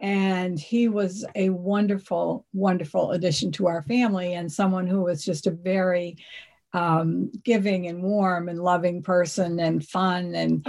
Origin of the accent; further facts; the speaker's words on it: Hingham, Massachusetts, United States; I grew up in Hingham, a lovely town on the South Shore of Massachusetts. And I was part of a family of five.